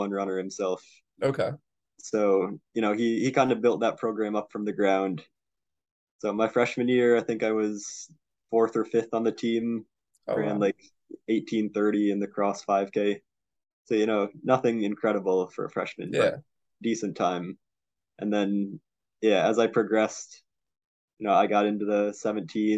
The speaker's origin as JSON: {"language": "English", "town": "Middletown", "region": "Connecticut", "country": "United States", "tie": "born or raised there", "said": "I'm from Middletown, Connecticut. Went to Middletown High School"}